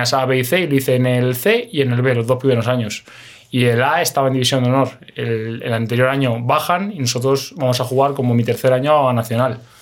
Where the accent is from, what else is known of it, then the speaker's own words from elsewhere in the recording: Alcalá de Henares, Community of Madrid, Spain; moved away as an adult; also born or lived in Romania / Moldova / Israel / India; yo soy de Alcalá de Henares